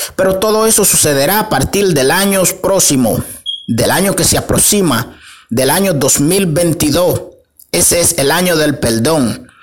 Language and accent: Spanish; Dominican Republic; nuestro país, República Dominicana